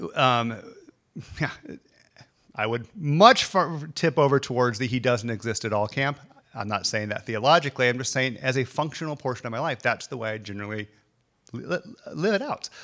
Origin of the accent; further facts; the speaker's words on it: the South, United States; I grew up in the South. This is the South.